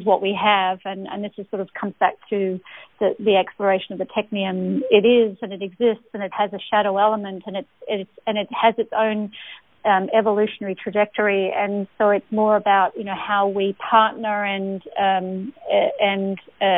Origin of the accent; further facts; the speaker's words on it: Australia; as an Australian